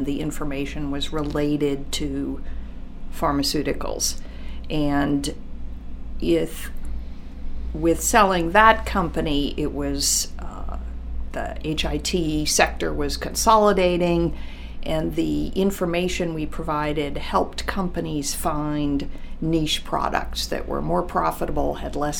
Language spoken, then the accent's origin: English; Washington, District of Columbia, United States; I'm from Washington, D.C., and I come from a family of writers, editors.